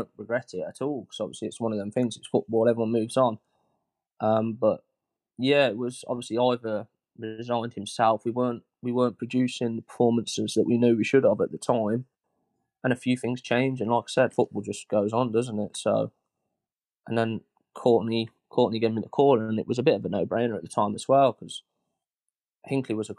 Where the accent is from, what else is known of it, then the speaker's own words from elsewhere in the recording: Bedworth, West Midlands, United Kingdom; I'm from Bedworth